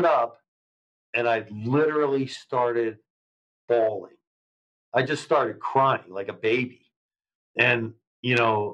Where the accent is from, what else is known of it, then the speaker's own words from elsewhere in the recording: Erie, Pennsylvania, United States; my city and the town that I talk about so much in Erie, Pennsylvania